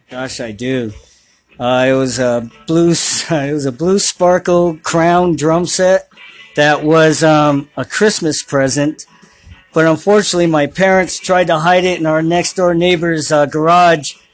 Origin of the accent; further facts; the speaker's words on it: New York City, New York, United States; also born or lived in Brooklyn / Bronx; I was born and raised in Manhattan. Um, lived in Brooklyn, Bronx.